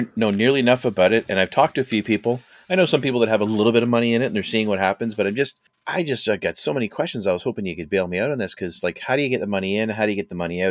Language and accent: English; Canada; we're, uh, Canadian